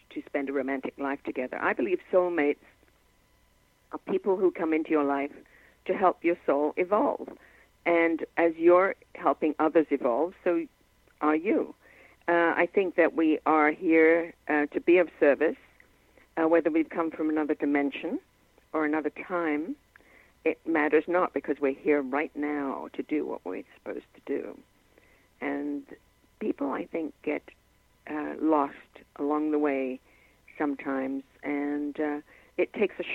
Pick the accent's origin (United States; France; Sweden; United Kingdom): United Kingdom; England; now in Canada; I grew up in England